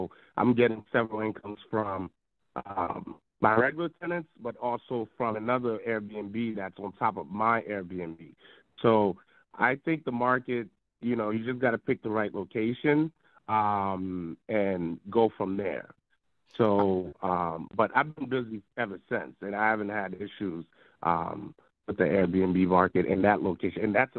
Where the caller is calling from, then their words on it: New Jersey, United States; I'm calling from New Jersey.